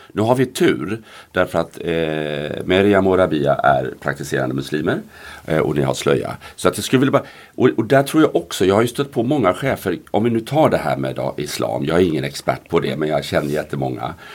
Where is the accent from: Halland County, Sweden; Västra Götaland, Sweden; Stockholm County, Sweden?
Västra Götaland, Sweden; Gothenburg; jag är från Göteborg